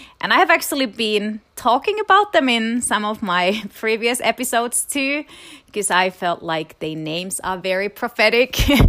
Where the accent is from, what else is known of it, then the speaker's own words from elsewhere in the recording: Florida, United States; I'm from Florida.